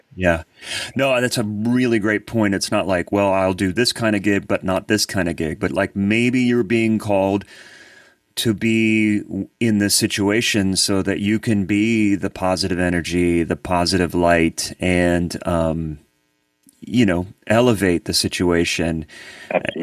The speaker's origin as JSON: {"language": "English", "town": "Columbus", "region": "Ohio", "country": "United States", "moved": "yes", "lives_now": "Nashville, United States", "said": "I've been here for 23 years, but I'm I'm originally from Columbus, Ohio"}